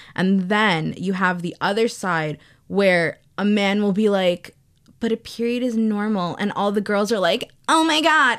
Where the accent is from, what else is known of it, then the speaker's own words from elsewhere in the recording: New York, United States; I was born and raised in New York